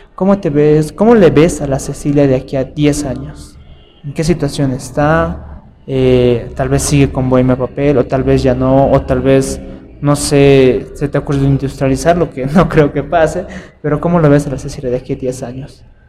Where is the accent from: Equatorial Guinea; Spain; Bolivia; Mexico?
Bolivia; soy de Bolivia, soy de acá, mis papás son del área rural